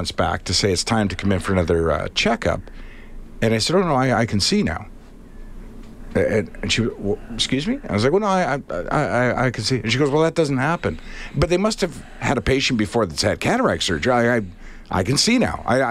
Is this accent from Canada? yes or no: yes; Winnipeg, Manitoba, Canada; moved away; also born or lived in Toronto; I moved from Winnipeg to Toronto